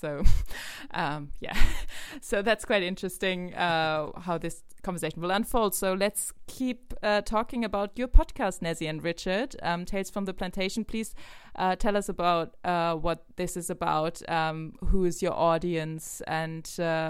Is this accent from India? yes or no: no; Germany; also born or lived in United Kingdom; I'm from Germany. I'm born here. I'm in Germany right now, actually. But I used to study and work in the UK.